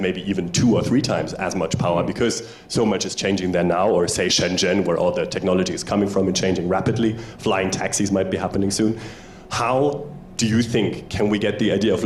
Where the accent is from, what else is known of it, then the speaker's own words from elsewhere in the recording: Hamburg, Germany; I'm from Hamburg, Germany